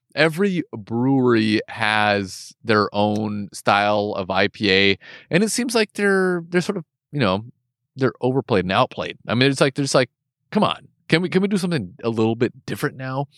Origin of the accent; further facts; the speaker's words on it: West Coast, United States; first language English; I'm from the West Coast